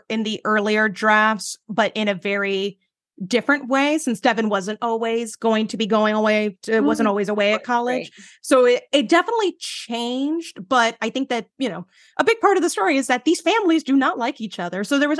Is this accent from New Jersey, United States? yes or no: yes; Jersey City, New Jersey, United States; I grew up like right outside of New York in Jersey City. So I've lived in a city my entire life.